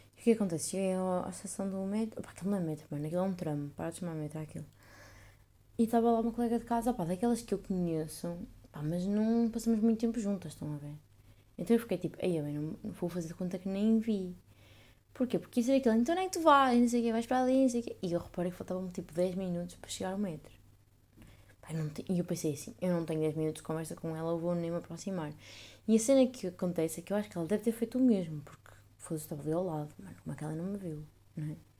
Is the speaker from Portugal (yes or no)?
yes; Northern Portugal, Portugal; moved away as an adult; now in Netherlands; E eu sou do norte